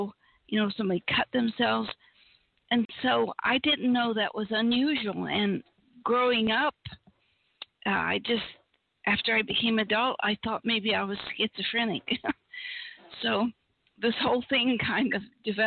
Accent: Appalachia, United States; I was raised in Appalachia, where we had no electricity, no TV, no anything

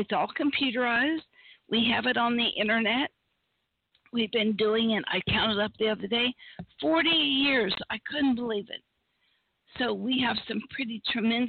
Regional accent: Appalachia, United States; I was raised in Appalachia, where we had no electricity, no TV, no anything

